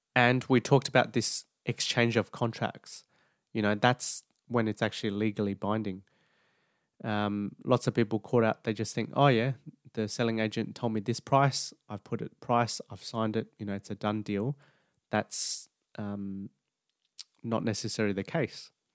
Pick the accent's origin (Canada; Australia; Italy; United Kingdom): Australia; New South Wales; New South Wales predominantly, just because that's my home state